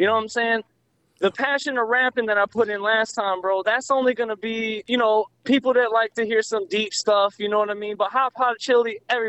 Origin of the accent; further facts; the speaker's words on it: Raleigh, North Carolina, United States; Well, Raleigh, Psy, you know, I rocks with it. It's my thing.